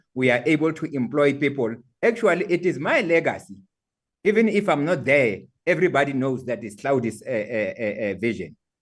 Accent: Qwaqwa, Maluti-a-Phofung, Free State, South Africa; I come from Kwakwa and I'm very proud that I come from that uh, area of uh, uh, Maluti, Apofu

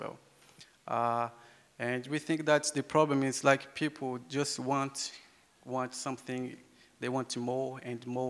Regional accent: Acre, Brazil; English is a second language; I come from the Yawanawa tribe in the Amazon rainforest

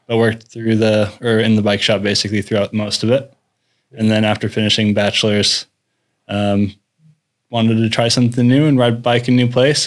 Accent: Salt Lake City, Utah, United States; moved away as an adult; now in Norway; I'm originally I'm from Salt Lake City, Utah.

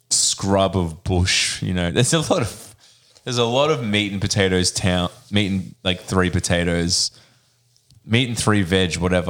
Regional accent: Maine, United States; I'm from Maine and we put tomato squash on everything.

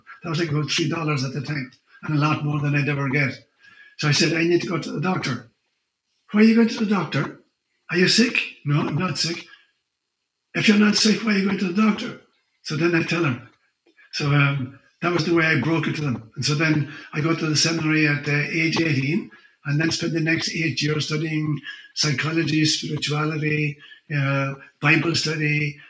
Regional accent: Ireland; first language Irish; English is a second language; moved away as an adult; also born or lived in Africa; as a child growing up in Ireland

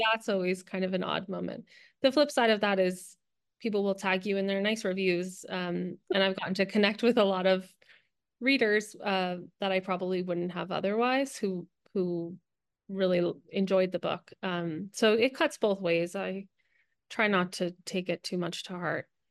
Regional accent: New Jersey, United States; now in Los Angeles, United States; I live in Los Angeles, um, but I'm originally from New Jersey

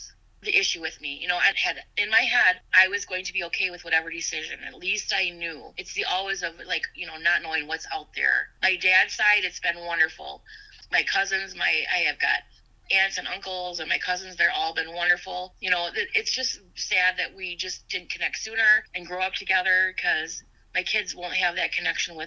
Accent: Sauk Prairie, Wisconsin, United States; I grew up in Sauk Prairie

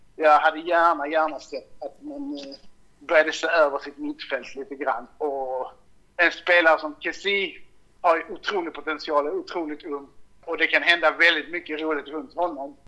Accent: Malmö, Skåne, Sweden; jag är också från Malmö

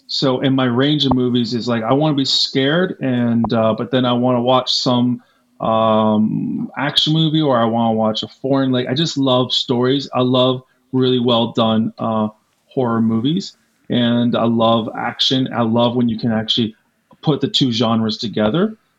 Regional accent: East Coast, United States; I'm from the East Coast. I lost 2 summers of my life because of Jaws.

